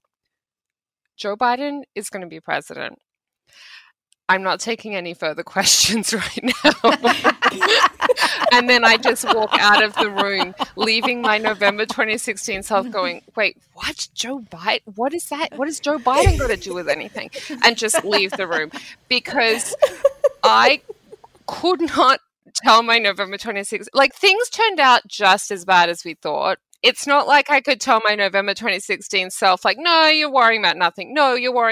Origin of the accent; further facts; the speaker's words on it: Australia; I grew up in Australia in the 1990s.